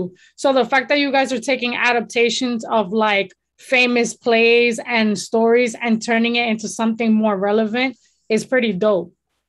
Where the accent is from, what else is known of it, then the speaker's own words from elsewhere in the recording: New York, United States; growing up in New York